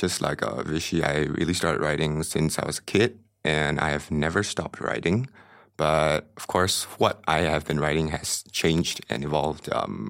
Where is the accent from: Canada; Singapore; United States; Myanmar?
Myanmar; I came from Myanmar